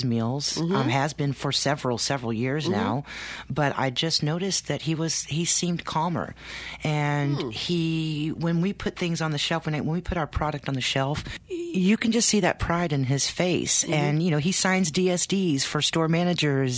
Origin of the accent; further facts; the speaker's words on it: Texas, United States; now in Maine, United States; We're now living in Maine. We're from Texas.